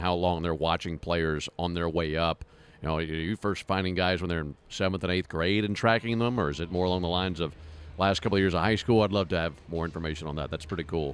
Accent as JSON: {"language": "English", "town": "Madison", "region": "Mississippi", "country": "United States", "tie": "born or raised there", "moved": "yes", "said": "my hometown, Madison, Mississippi"}